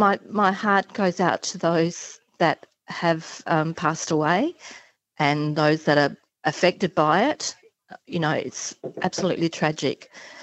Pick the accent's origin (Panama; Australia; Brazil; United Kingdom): Australia; Adelaide, South Australia; That was going to be cruises from Adelaide, my home state.